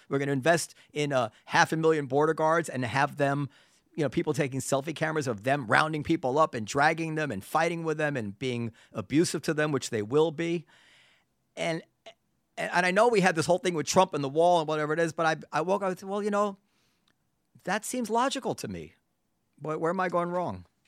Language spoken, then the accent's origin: English; New York City, New York, United States; as a New Yorker